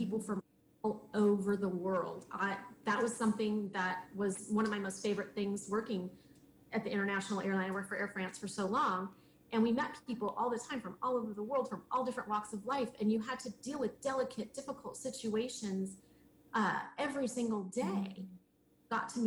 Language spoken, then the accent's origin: English; Southern California, United States; now in Houston, United States; I'm originally from Southern California